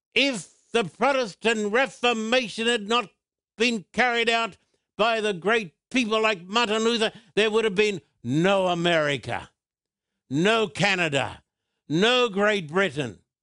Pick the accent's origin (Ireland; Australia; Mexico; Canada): Australia; I was brought up in Australia